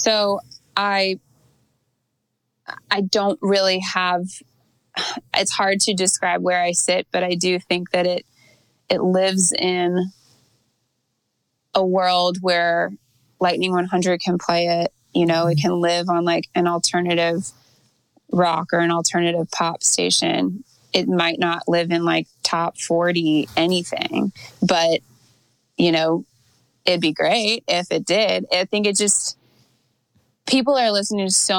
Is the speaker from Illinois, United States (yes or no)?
no; Atlanta, Georgia, United States; now in Nashville, United States; I grew up in Atlanta